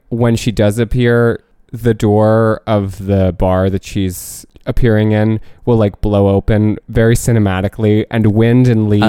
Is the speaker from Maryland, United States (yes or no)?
no; New Jersey, United States; And like there were like other people from New Jersey, that's and right. they literally lived the town over from me